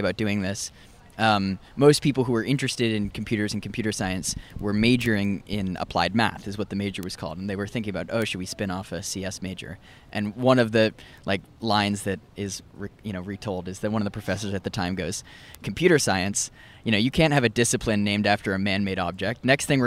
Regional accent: Somerville, Massachusetts, United States; I'm from Somerville

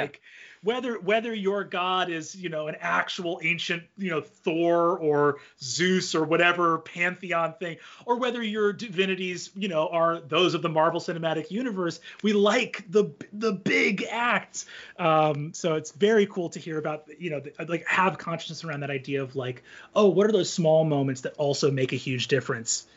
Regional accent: United States; as an American living in the current time period

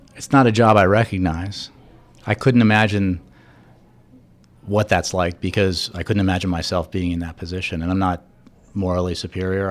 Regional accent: United States; somebody who actually grew up here, and the Post was my hometown paper

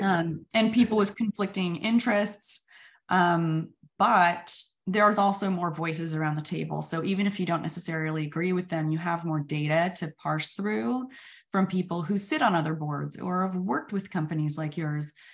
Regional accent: Sacramento, California, United States; I'm a dropout from Sacramento

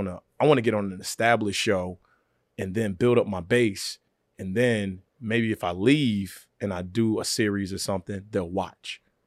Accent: Virginia, United States; I always wanted to be on SNL. I did. I wanted to be up there. I didn't know how to get there. I was from Virginia.

